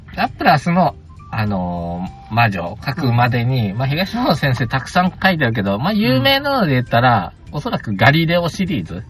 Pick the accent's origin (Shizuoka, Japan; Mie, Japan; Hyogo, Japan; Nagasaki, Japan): Hyogo, Japan; moved away; 僕の地元の、地元前住んでた兵庫県